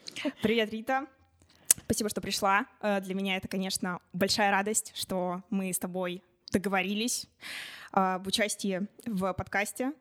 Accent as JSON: {"language": "Russian", "town": "Chelyabinsk", "region": "Chelyabinsk Oblast", "country": "Russia", "moved": "as an adult", "lives_now": "Moscow, Russia", "said": "Я сама из Челябинска, но уже год живу и учусь в Москве на журналистике в Вышке"}